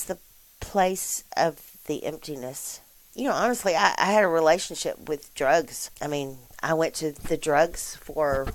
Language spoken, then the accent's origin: English; Columbus, United States; I was born and raised here in Columbus.